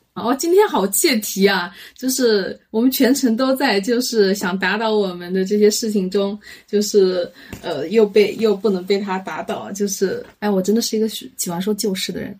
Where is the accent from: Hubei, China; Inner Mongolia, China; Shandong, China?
Hubei, China; 我们湖北人